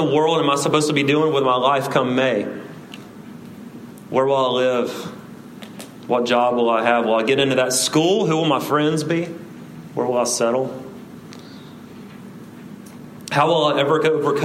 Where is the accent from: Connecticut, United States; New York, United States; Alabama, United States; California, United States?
Alabama, United States; South; I say route because I'm from South Alabama